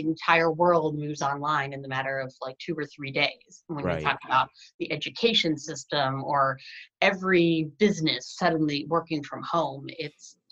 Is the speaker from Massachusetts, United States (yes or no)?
no; Ohio, United States; moved away as an adult; also born or lived in New York City; I grew up in Ohio my entire life